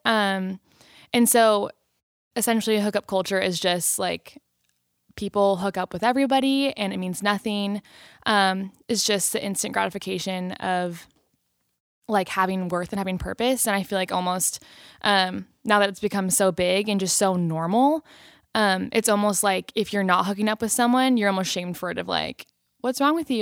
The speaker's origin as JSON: {"language": "English", "town": "Long Beach", "region": "California", "country": "United States", "said": "I am from Long Beach, California"}